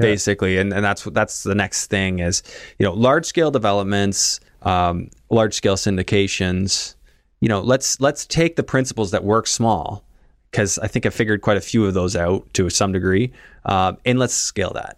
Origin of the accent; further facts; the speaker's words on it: Canada; Being Canadian